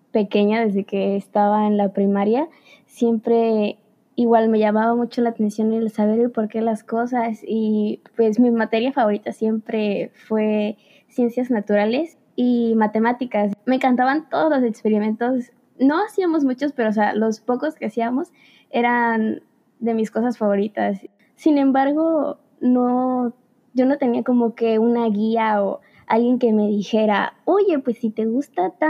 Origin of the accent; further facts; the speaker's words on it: Veracruz, Mexico; ah, soy de Veracruz, tengo 18 años